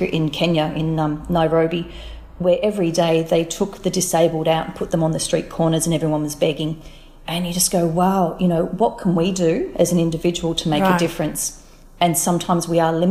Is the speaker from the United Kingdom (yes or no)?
no; Australia; also born or lived in Melbourne; being an Australian